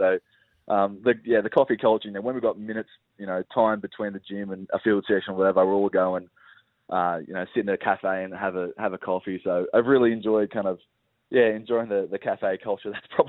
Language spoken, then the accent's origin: English; Sydney, New South Wales, Australia; moved away as an adult; now in Melbourne, Australia; I'm from Sydney originally